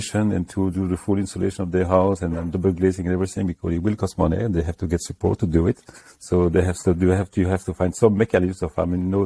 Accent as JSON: {"language": "English", "country": "France", "moved": "as an adult", "lives_now": "United Kingdom", "said": "I'm coming from France"}